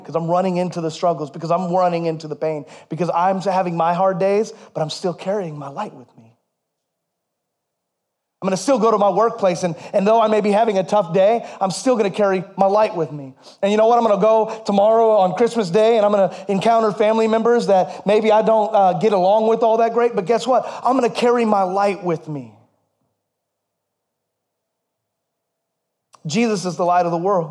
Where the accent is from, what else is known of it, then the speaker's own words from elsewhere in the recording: United States; We're all Americans